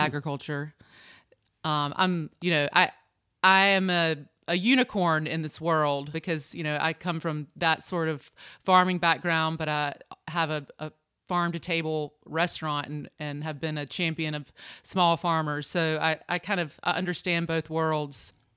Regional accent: Eastern North Carolina, United States; moved away as an adult; also born or lived in New York; I grew up in Eastern North Carolina

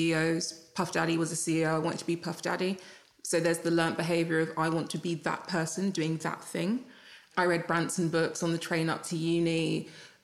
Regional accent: Jamaica; I'm Jamaican

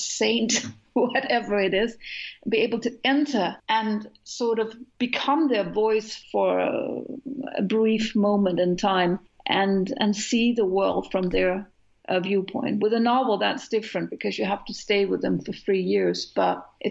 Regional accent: Denmark; We don't have as many words as the English language has

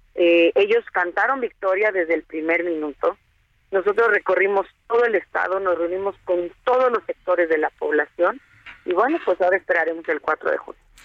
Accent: State of Mexico, Mexico; Todos los mexiquenses tenemos, lo he dicho siempre, somos mexicanos dos veces

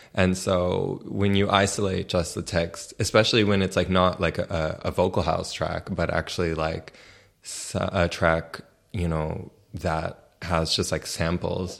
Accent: New York City, New York, United States; moved away as an adult; now in Berlin, Germany; I was born and raised in New York City

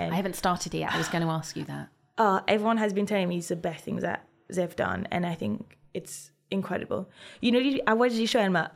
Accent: Brittany, France; But I'm from Brittany, where we do amazing sel de Guérande

